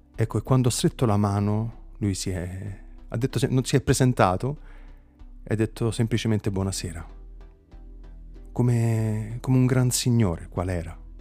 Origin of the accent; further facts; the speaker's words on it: Campania, Italy; da Campano